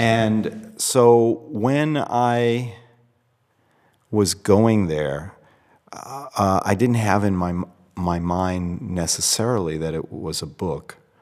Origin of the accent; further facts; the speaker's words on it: Boston, Massachusetts, United States; as a child, I grew up in Boston